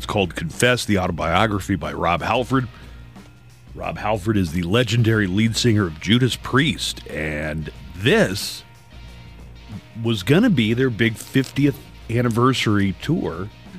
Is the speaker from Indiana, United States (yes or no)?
no; Texas, United States; Sure, I'm Texan through and through.